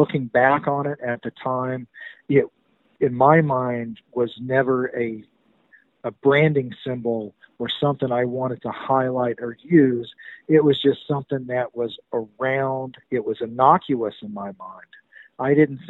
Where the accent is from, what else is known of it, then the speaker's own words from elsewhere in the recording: the South, United States; also born or lived in Chattanooga area, Tennessee / Charlotte, North Carolina; most of us that were born and raised in the South at that time